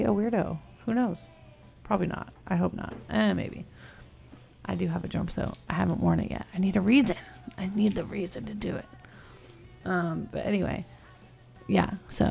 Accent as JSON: {"language": "English", "region": "California", "country": "United States", "said": "I'm from California."}